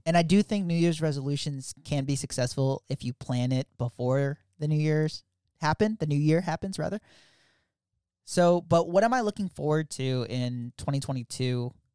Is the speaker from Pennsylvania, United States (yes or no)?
yes; Philadelphia, Pennsylvania, United States; now in Virginia, United States; I grew up in Philly, South Philly, to be exact.